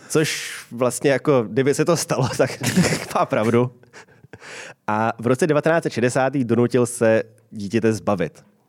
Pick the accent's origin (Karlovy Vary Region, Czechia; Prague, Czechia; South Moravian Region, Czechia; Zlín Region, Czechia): Prague, Czechia; když jsem byl dítě, tak my jsme až v roce 93, když mi byly 4 roky, k nám byla zavedená pevná linka. A to byl normální byt na Vinohradech